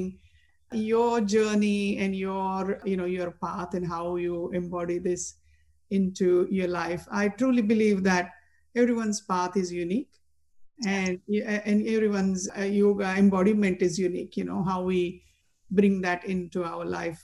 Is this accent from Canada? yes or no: no; India; Growing up in India, I had friends from all religions